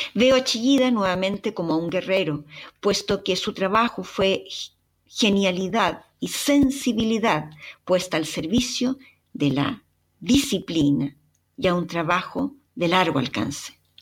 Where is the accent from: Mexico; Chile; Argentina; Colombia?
Chile; ¿acaso no os habéis fijado mi acento? ¿No os habéis fijado que soy chilena?